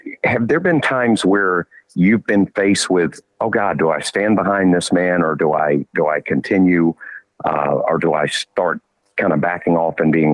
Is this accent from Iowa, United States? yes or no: no; Georgia, United States; I grew up in Georgia.